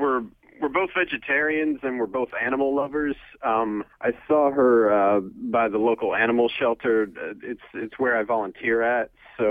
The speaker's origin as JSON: {"language": "English", "town": "Englewood", "country": "United States", "moved": "yes", "said": "I'm from Englewood originally"}